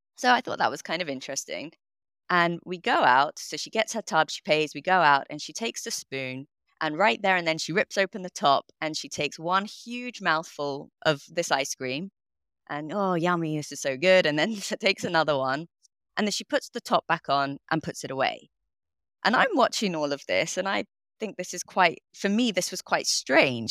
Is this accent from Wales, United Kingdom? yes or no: no; London, United Kingdom; I grew up in London, in northwest London